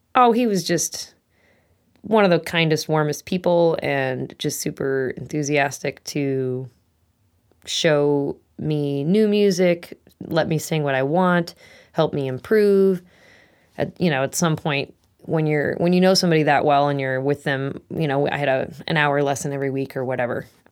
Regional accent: Eagan, Minnesota, United States; moved away as an adult; now in Maple Falls, United States; I am from Eagan, Minnesota is where I grew up, um, till I was about twenty-two, twenty-three

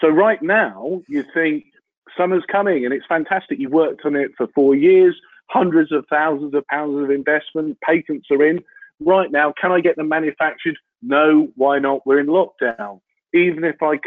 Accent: Lowestoft, East of England, United Kingdom; I was born in Lowestoft in Suffolk

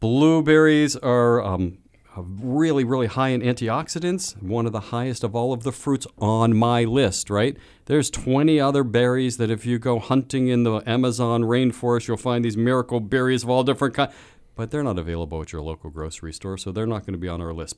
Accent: Sharpsburg, Pennsylvania, United States; my hometown

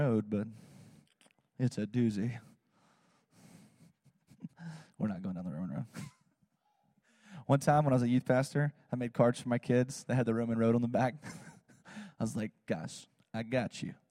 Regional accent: South Georgia, United States; I live in Georgia. I'm from South Georgia

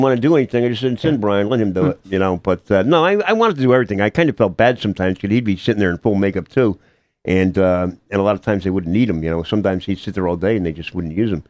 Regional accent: Hamden, Connecticut, United States; I'm from Hamden, grew up, born and bred, um, went to Hamden High School

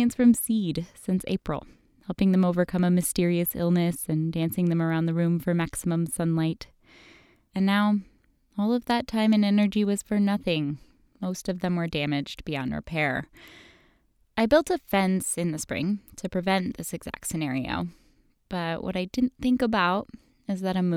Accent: Midwest, United States; now in Alaska, United States; Where I grew up in the Midwest

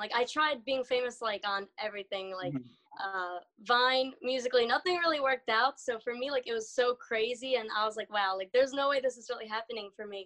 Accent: New Jersey, United States; I'm from Jersey

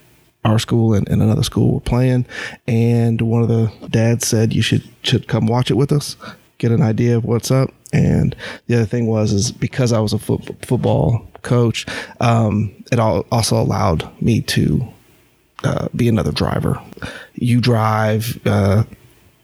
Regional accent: Champaign, Illinois, United States; moved away as an adult; now in North Carolina, United States; I grew up in Illinois, Champaign, Illinois, city of bubbles

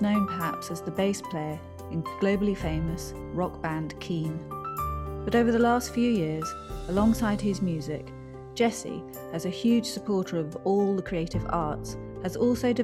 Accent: Framlingham, East of England, United Kingdom; we both grew up in Framlingham.

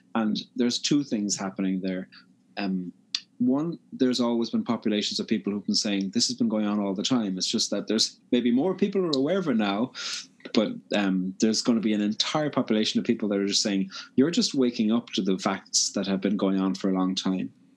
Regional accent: Cork, Munster, Ireland; now in Belfast, United Kingdom; living in Belfast, I'm from Cork on the very south coast, but living in Belfast

